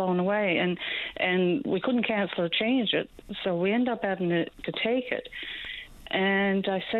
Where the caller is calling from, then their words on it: Newfoundland and Labrador, Canada; I'm calling from Central